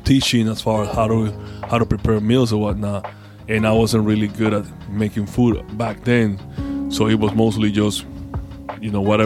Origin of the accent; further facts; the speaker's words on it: Panama; I'm from Panama.